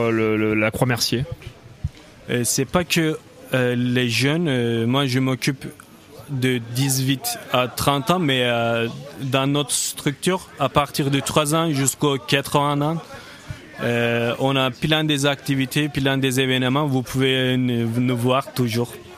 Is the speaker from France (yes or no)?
no; Turkey; moved away; je viens de la Turquie, donc c'était hors d'Europe